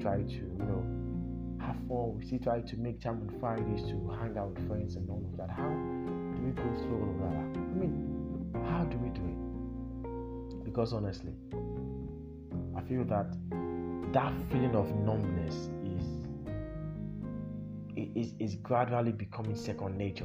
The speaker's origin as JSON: {"language": "English", "country": "Nigeria", "said": "our shared experiences as Nigerians"}